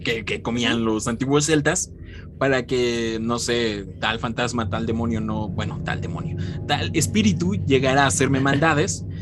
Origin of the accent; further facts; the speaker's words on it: Mexico; aquí en México, desde que yo tengo memoria, sí se celebra.